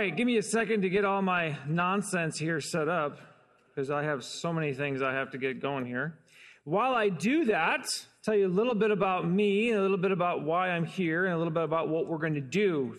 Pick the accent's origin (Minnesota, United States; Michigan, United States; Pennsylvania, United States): Michigan, United States; Detroit; also born or lived in Chicago / Los Angeles; now in Fort Wayne, United States; Been in Fort Wayne only about 6 years. We moved here from Chicago. We moved to Chicago from Los Angeles, and I'm originally from Detroit. We've been all over.